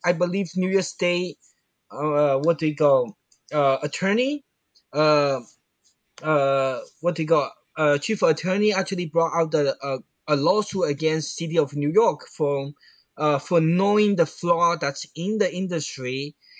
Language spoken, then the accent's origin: English; Fujian, China; English is a second language; moved away; in my hometown, Fujian.